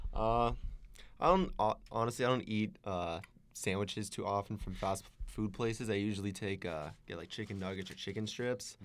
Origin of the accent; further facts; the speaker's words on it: Arizona, United States; now in San Diego, United States; I'm from Arizona